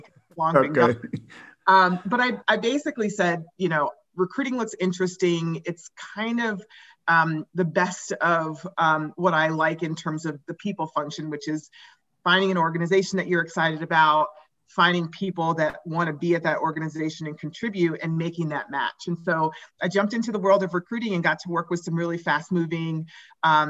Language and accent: English; Anchorage, Alaska, United States; moved away as an adult; also born or lived in Oregon / San Francisco / New York; now in Colorado, United States; I grew up in Anchorage, Alaska, when I went to college at Oregon